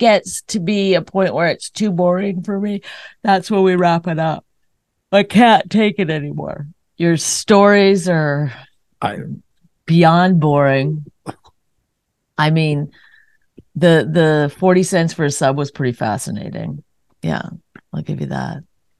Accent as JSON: {"language": "English", "country": "Canada", "said": "No, I'm Canadian."}